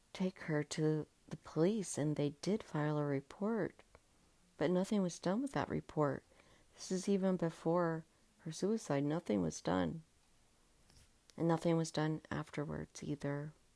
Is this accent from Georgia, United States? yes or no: yes; Georgia, United States; I grew up in Georgia